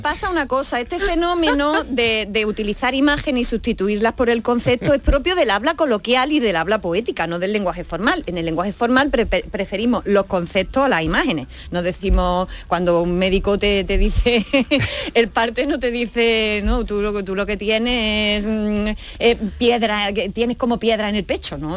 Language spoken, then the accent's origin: Spanish; Andalusia, Spain; accent: Andalusian; los andaluces y contra nuestro acento